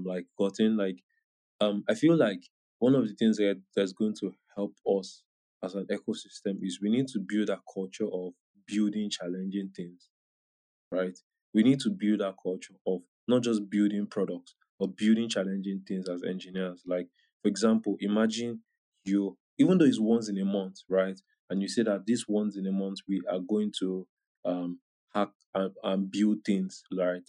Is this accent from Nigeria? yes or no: yes; Nigeria; I'm Nigerian too